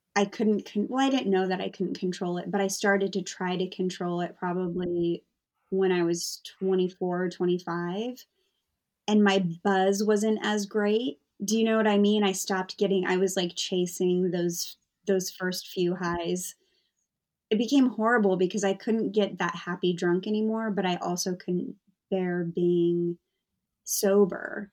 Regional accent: United States; moved away as an adult; also born or lived in London area, England; now in London, United Kingdom; I'm American

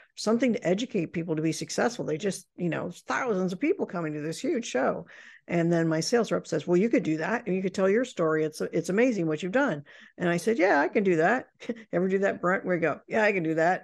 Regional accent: Indiana, United States; I grew up in Indiana

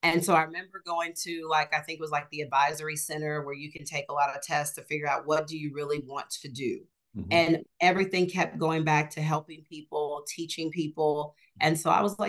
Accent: Garland, Texas, United States; also born or lived in Nigeria / Dallas, Texas; I grew up in Garland, Texas

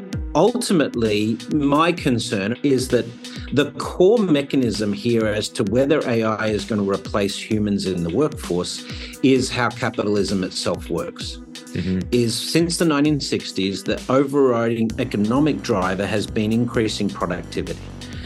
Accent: New York, United States; having lived in New York as a New Yorker, but someone that travels all over

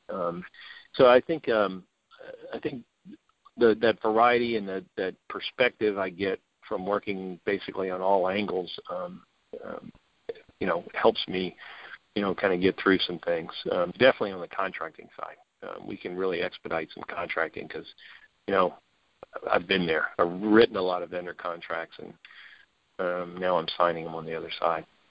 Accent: New Orleans, Louisiana, United States; moved away; I'm from New Orleans, born and raised

